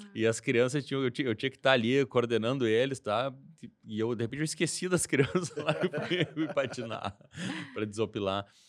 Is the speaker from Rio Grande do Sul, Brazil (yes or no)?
yes; Porto Alegre, Rio Grande do Sul, Brazil; Sou de Porto Alegre